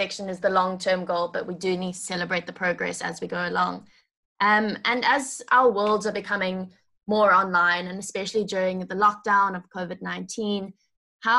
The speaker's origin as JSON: {"language": "English", "country": "South Africa", "said": "I'm from South Africa."}